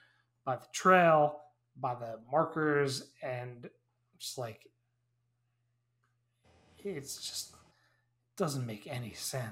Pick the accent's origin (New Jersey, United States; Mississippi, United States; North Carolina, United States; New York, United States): New York, United States; I grew up in New York